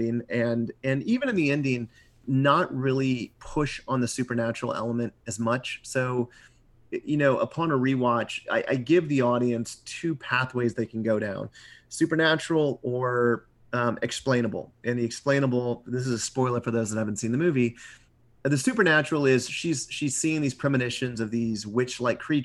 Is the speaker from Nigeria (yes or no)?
no; Midwest, United States; being a Midwesterner